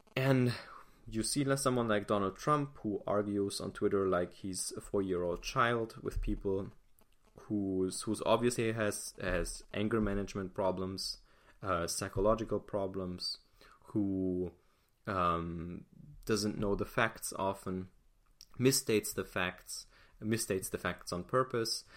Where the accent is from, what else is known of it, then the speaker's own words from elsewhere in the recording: Germany; I'm not American. I'm German